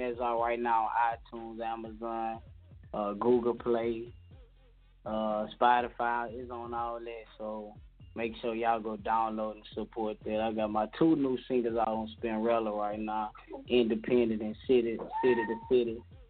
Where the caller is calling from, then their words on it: Baton Rouge, Louisiana, United States; I'm coming from Baton Rouge, Louisiana.